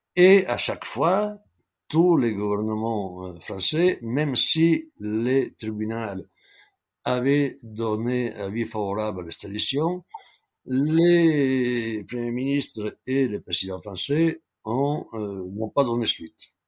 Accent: Italy; moved away as an adult; also born or lived in Brazil / Mexico; now in France; je suis parti d'Italie exactement fin janvier 1981

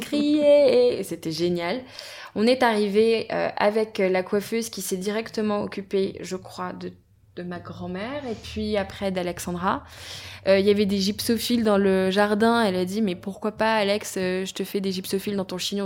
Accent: Brittany, France; On est bretonne

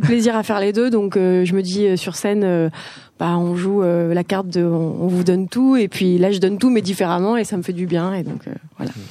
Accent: south of France, France; now in Paris, France; je viens du sud de la France et j'ai bougé à Paris pour continuer les beaux arts

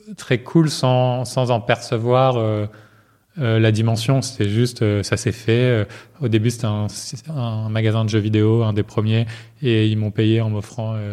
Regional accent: Marseille, Provence-Alpes-Côte d'Azur, France; moved away as an adult; also born or lived in Paris; j'ai grandi à Marseille

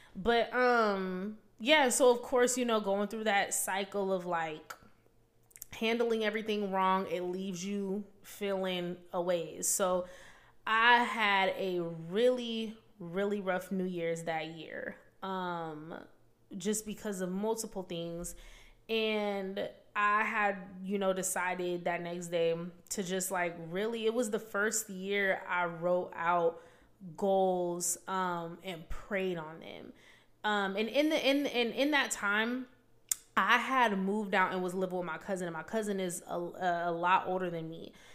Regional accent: Vancouver, Washington, United States; moved away as an adult; I'm from Vancouver, Washington.

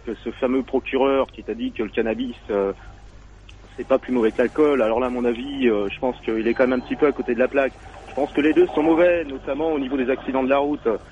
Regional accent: Paris, Île-de-France, France; now in Marseille, France; je suis à Marseille, mais je suis de Paris, quoi. Je suis originaire de Paris.

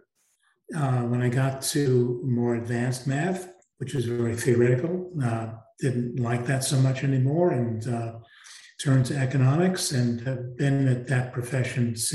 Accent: New York City, New York, United States; I grew up, I'd say, lower middle class in New York City in a very interesting housing development called Parkchester

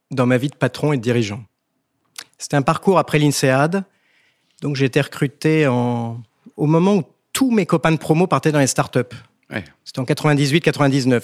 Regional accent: Vancouver, British Columbia, Canada; also born or lived in France; Je suis canadien et français.

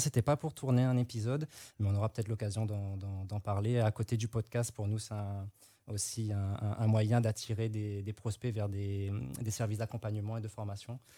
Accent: Réunion; now in Martinique; Moi, je suis de La Réunion, je vis en Martinique

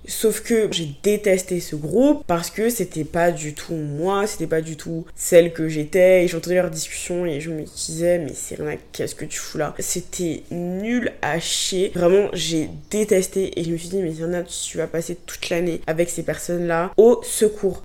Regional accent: Abidjan, Côte d’Ivoire; moved away as an adult; now in France; Moi, je viens de Côte d'Ivoire, Abidjan, même si j'étais dans une école française, j'étais entourée de personnes noires

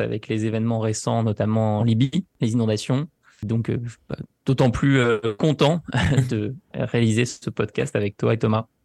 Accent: France; pour nous, la France

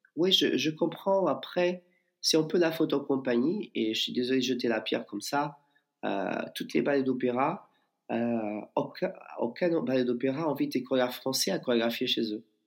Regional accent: Portugal; moved away as an adult; also born or lived in Lisbon / New York; now in Bayonne, France; je suis portugais.

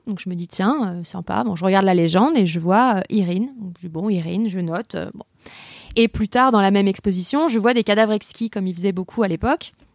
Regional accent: Lyon, Auvergne-Rhône-Alpes, France; je suis lyonnaise

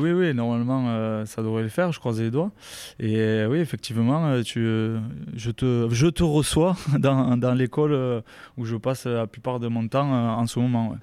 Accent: Rivesaltes, Occitania, France; moved away as an adult; also born or lived in Colomiers / Grenoble / Castres; je suis originaire de, de Rivesaltes, euh, un petit, village à côté de Perpignan

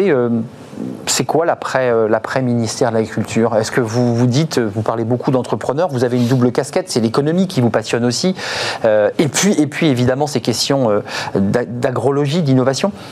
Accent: Normandy, France; je viens de Normandie

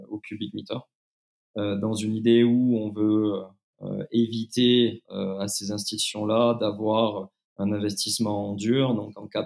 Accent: France; pour moi fait sens parce que encore une fois je suis je suis français.

